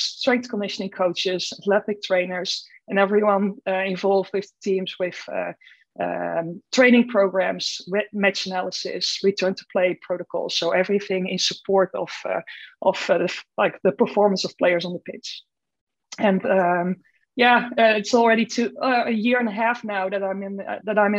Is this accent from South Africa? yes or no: no; Netherlands; moved away as an adult; also born or lived in Groningen; I'm from the Netherlands originally.